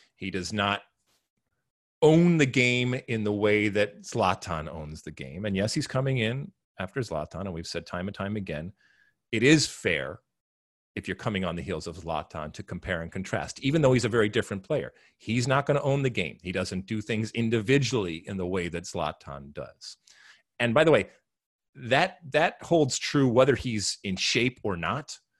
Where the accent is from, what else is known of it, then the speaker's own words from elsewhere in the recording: United States; as American soccer playing humans